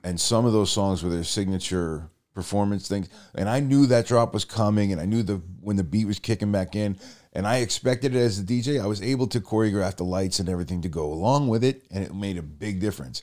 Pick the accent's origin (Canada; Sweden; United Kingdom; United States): United States; Rhode Island; we're both from Rhode Island